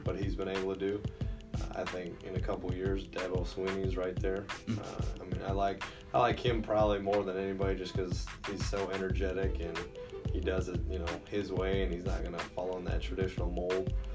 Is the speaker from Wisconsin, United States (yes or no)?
yes; Oconto, Wisconsin, United States; also born or lived in Indiana; now in Kenosha, United States; I'm from Wisconsin originally. I uh, graduated high school uh, from Oconto, uh, which is just north of Green Bay